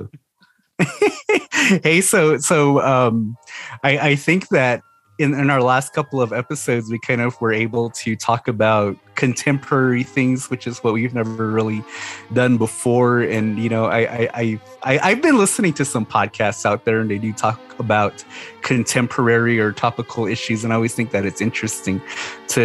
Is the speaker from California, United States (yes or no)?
no; Scottsdale, Arizona, United States; now in Moenkopi, United States; I'm originally from Scottsdale